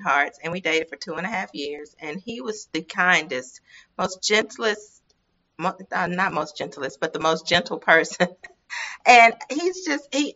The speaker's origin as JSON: {"language": "English", "region": "Mississippi", "country": "United States", "also_born_or_lived": "Los Angeles, United States", "accent": "Mississippi", "said": "the Mississippi accent"}